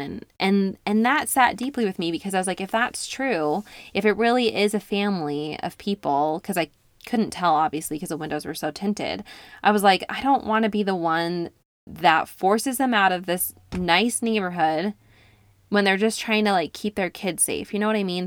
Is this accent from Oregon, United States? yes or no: no; upstate New York, United States; moved away; I spent about six weeks in upstate New York visiting my hometown